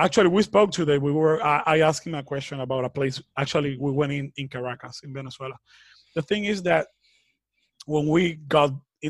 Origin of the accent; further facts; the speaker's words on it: New York, United States; born there; also born or lived in Dominican Republic; I was born in New York, so my passport is blue. So I was illegal in the Dominican Republic.